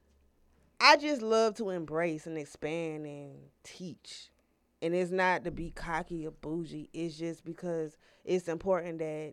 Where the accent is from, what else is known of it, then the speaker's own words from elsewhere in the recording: Decatur, Georgia, United States; also born or lived in Lithonia, Georgia / Ellenwood, Georgia; I'm from Decatur, East Atlanta, Ellenwood area. But I finished elementary school in Lithonia